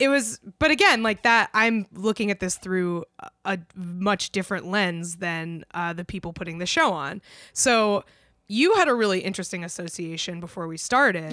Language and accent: English; United States; as an American